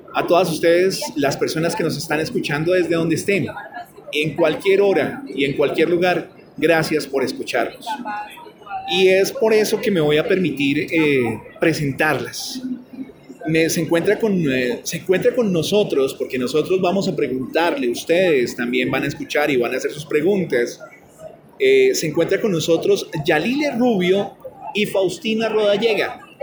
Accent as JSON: {"language": "Spanish", "country": "Colombia", "said": "nosotros como colombianos"}